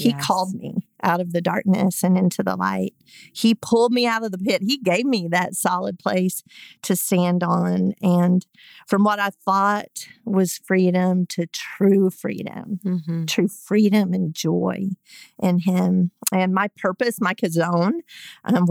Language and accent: English; Eufaula, Alabama, United States; moved away as an adult; also born or lived in Virginia / Florida / California / Colorado; I'd grown up in the same small town all my life. I grew up in Eufaula